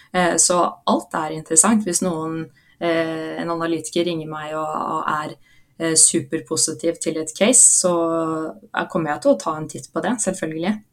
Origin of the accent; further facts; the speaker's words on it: Oslo, Norway; Jeg er fra Oslo